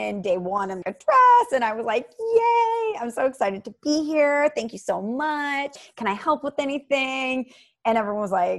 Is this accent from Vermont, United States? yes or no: no; St. Louis, Missouri, United States; moved away; I'm from St. Louis.